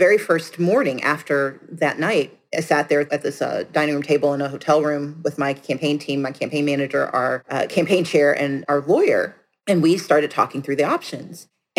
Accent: the South, United States; I'm from the South. Who knew chocolate had a second O in it?

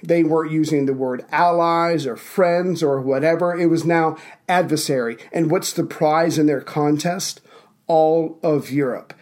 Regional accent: United States; as the resident American

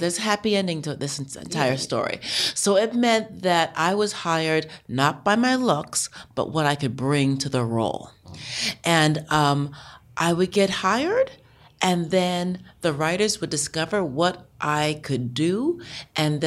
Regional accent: New York, United States; I grew up in New York. I grew up in the Bronx.

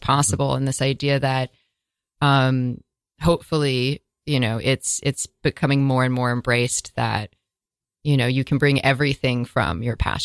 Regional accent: Northern California, United States; growing up in California, in Northern California

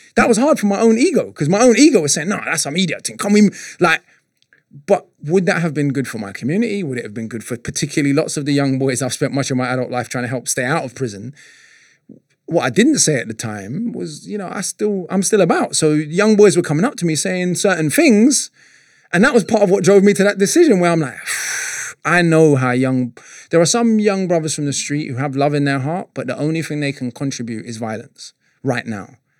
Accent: London, United Kingdom; I'm coming from North London, sort of Archway, Holloway, Camden

